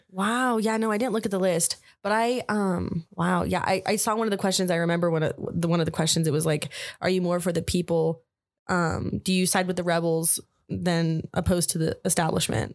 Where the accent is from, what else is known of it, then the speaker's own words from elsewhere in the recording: Albuquerque, New Mexico, United States; also born or lived in Farmington, New Mexico; I moved to F, Albuquerque when I was, um, I think three or four. My mom remarried. and I've lived here ever since